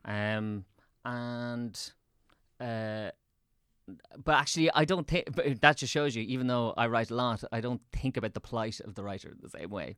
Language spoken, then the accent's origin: English; Swords, Leinster, Ireland; also born or lived in Dublin; I grew up in Swords, so I moved into town